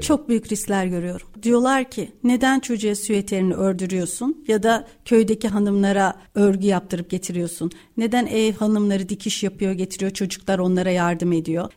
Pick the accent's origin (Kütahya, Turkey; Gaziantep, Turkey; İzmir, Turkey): Kütahya, Turkey; Kütahya'da doğdum büyüdüm